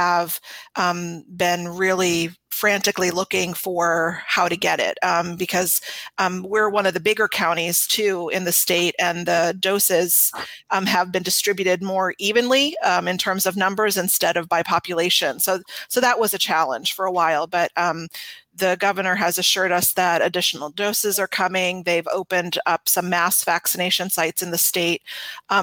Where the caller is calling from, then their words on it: Rockville, Maryland, United States; I'm calling from Rockville, Maryland, and I'm just north of DC.